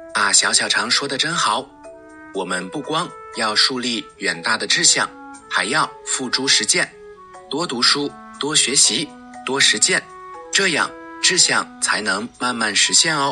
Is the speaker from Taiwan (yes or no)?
no; China; 我们中国人